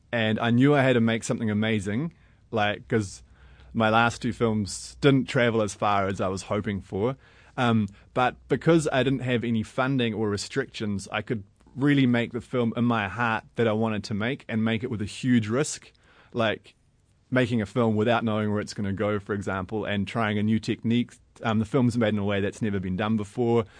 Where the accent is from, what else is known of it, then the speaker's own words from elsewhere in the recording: New Zealand; I'm a filmmaker from New Zealand.